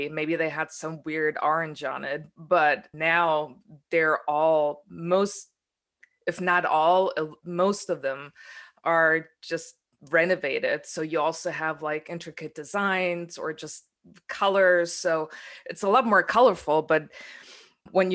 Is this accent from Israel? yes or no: no; Berlin, Germany; I did grow up in the GDR and I did grow up in Matzan. I was born in 82